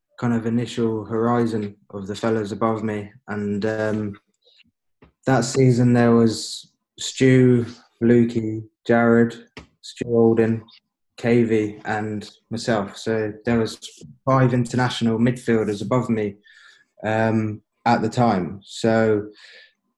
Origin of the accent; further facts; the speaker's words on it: England, United Kingdom; moved away as an adult; also born or lived in Northern Ireland; obviously I was English, I grew up in England